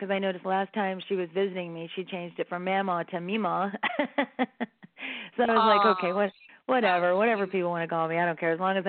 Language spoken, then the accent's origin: English; San Bernardino, California, United States; I must be a true San Bernardinian or whatever you call it. Because I was born in San Bernardino.